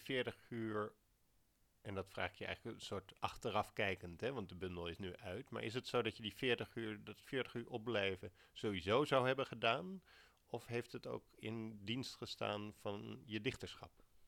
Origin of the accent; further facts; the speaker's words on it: Alphen aan den Rijn, South Holland, Netherlands; ik ben opgegroeid in Al van den Rijn